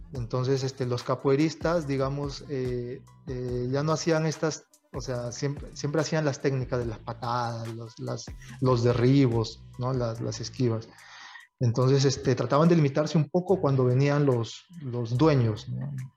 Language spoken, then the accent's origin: Spanish; Tumbes, Peru; moved away as an adult; yo regresé a, a de donde soy, de Tumbes. Bueno, eh, mis padres, mi familia es de Tumbes y yo me crié en Tumbes